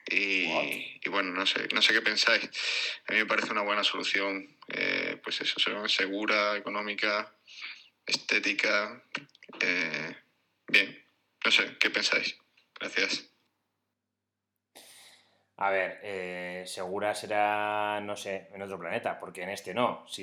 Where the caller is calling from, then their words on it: Seville, Andalusia, Spain; de Sevilla.